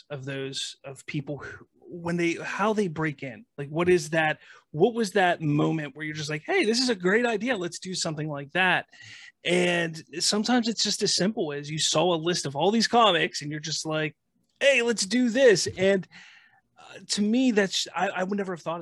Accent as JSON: {"language": "English", "town": "Pittsburgh", "region": "Pennsylvania", "country": "United States", "said": "I'm from Pittsburgh"}